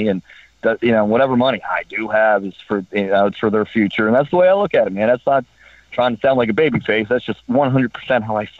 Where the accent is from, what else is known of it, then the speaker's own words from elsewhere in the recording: Baltimore, Maryland, United States; I grew up in Baltimore. my parents did very well for me. But, you know, when I was growing up in Baltimore, we didn't have much.